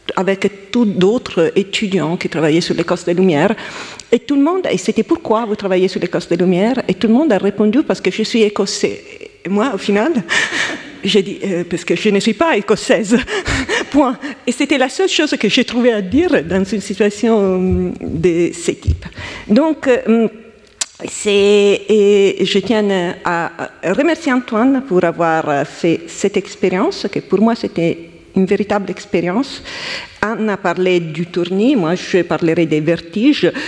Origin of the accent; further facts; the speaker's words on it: Italy; accent: Italian; French is a second language; now in France; je suis italienne, comme vous pouvez entendre de mon accent